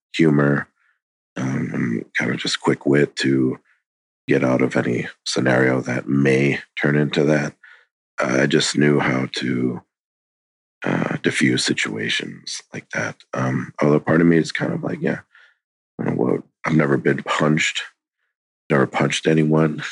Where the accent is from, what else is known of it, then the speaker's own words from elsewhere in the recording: Wisconsin, United States; I was born in Wisconsin